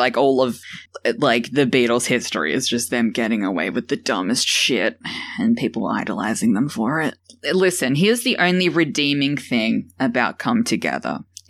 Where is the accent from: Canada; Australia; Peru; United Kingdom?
Australia; Yeah, I'm Australian.